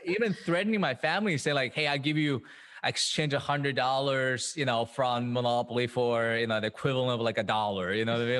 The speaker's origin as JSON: {"language": "English", "town": "Madrid", "region": "Community of Madrid", "country": "Spain", "tie": "born or raised there", "also_born_or_lived": "Shanghai, China", "moved": "as an adult", "lives_now": "New York, United States", "said": "was born in, in Shanghai, China. Um, and then we moved to Madrid, Spain when I was pretty young, yeah, um, about eight years old"}